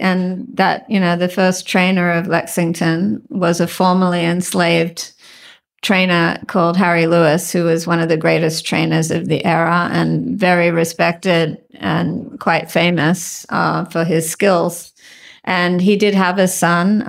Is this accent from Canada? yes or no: no; Australia; moved away as an adult; now in United States; I was a very strange and nerdy child growing up in the Western suburbs